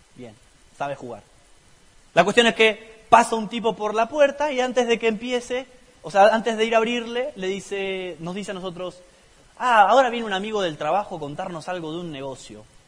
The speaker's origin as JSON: {"language": "Spanish", "town": "La Plata", "region": "Buenos Aires Province", "country": "Argentina", "tie": "born or raised there", "said": "Hace 26 años nací en la ciudad de La Plata"}